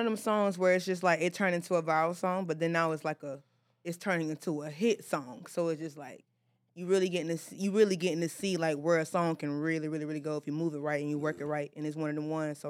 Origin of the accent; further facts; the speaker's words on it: the South, United States; But again, like, I'm from the South, so, like, y'all minimum wage right here is what they get.